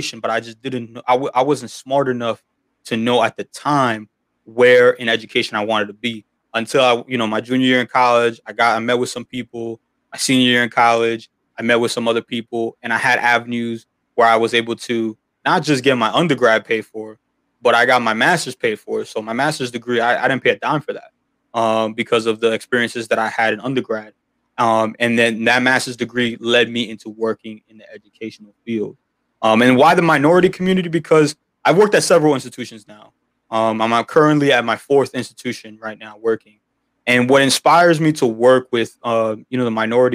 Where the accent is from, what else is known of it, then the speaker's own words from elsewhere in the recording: Union City, New Jersey, United States; I'm from Union City, New Jersey, first generation college student.